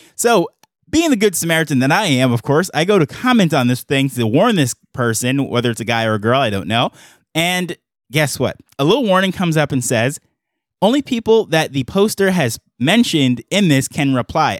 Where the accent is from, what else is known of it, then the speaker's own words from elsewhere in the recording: New York, United States; accent: American; moved away as an adult; now in Jamaica; I have my American accent, I grew up in New York and what have you, I'm currently on the island of Jamaica